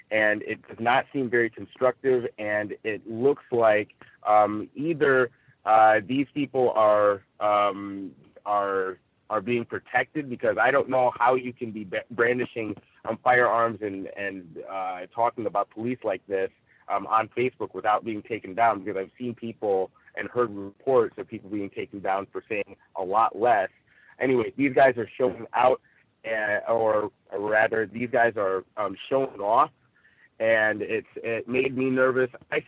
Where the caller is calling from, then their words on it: Rancho Cucamonga, California, United States; I'm reporting live from Rancho Cucamonga here in Southern California.